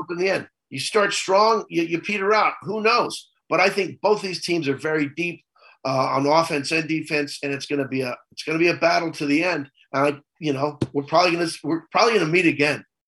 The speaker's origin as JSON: {"language": "English", "region": "central Missouri", "country": "United States", "tie": "born or raised there", "moved": "yes", "said": "I grew up in a small town in, in, central Missouri. So I'm not really from Kansas City."}